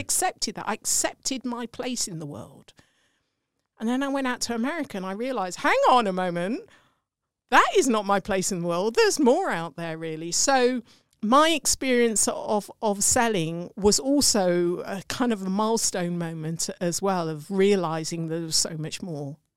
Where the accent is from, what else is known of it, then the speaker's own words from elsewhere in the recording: England, United Kingdom; accent: English; my English accent